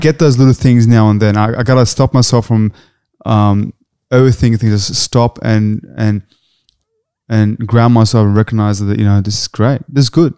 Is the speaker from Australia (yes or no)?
yes; Australia; we're Australian